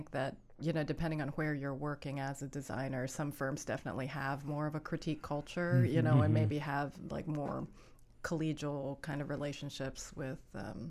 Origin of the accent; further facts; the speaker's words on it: Allentown, Pennsylvania, United States; because I was from Allentown, Pennsylvania, and we were the only Asian family in town.